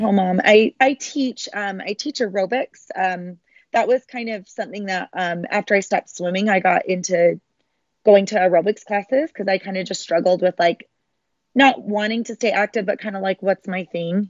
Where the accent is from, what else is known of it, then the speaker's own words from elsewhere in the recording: Sandy, Utah, United States; I was born and raised in Salt Lake City, um, a little suburb of Salt Lake City called Sandy